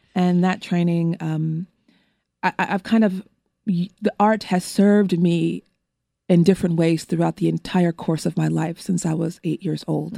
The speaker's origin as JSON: {"language": "English", "town": "Los Angeles", "region": "California", "country": "United States", "tie": "born or raised there", "said": "I am also from Los Angeles, California, and I was born and raised in an area of Los Angeles in Windsor Hills, View Park, Baldwin Hills, Ladera Heights area"}